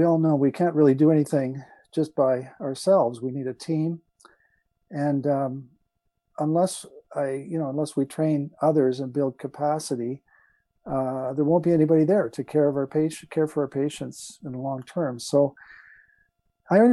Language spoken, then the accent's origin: English; Hamilton, Ontario, Canada; moved away as an adult; also born or lived in Calgary; I grew up in Hamilton, and I was the oldest son of the first pediatric surgeon at McMaster.